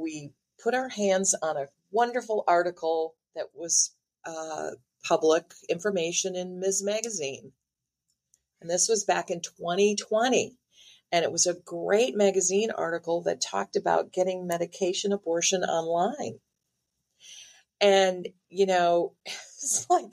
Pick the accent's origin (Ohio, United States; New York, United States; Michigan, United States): Michigan, United States; also born or lived in Chicago; now in Texas, United States; I'm from Michigan. Lived in Chicago